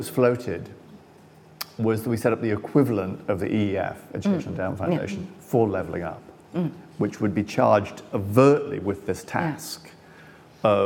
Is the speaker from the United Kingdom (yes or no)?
yes; Sunderland, North East England, United Kingdom; I'm from Sunderland